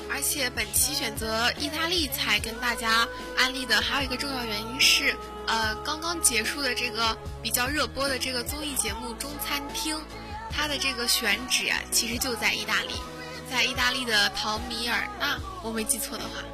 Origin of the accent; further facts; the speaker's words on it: Wuxi, Jiangsu, China; 是我的家乡菜